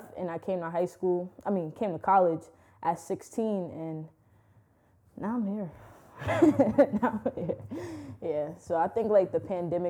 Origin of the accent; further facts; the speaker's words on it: New York City, New York, United States; growing up in Brooklyn is a great experience